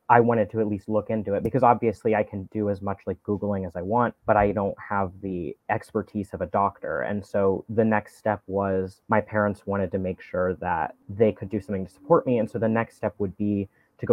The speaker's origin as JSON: {"language": "English", "town": "Knoxville", "region": "Tennessee", "country": "United States", "tie": "born or raised there", "moved": "yes", "said": "I was in Knoxville. I'm from Knoxville, Tennessee"}